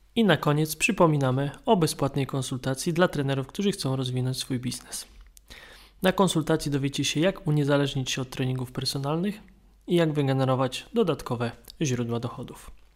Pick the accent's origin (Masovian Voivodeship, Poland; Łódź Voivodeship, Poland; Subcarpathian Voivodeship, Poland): Łódź Voivodeship, Poland; Kutno; To jest moje miasto, więc nie rób wstydu. Jestem z Kutna